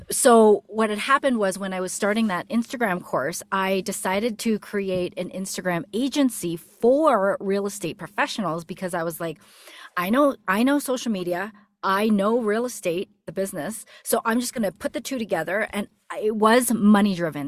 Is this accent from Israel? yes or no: no; Canada; moved away as an adult; now in United States; my husband ended up getting a job opportunity here in the States, and we're from Canada